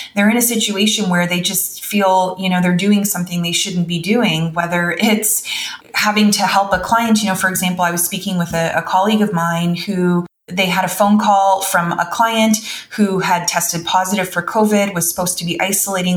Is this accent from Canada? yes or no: yes; Canada; also born or lived in North Carolina; as a Canadian